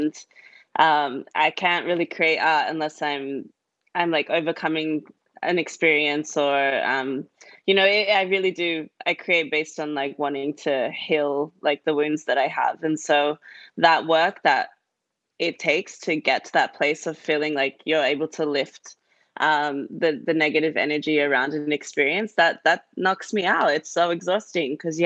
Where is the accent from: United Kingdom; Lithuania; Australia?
Australia; accent: Australian; I grew up in Australia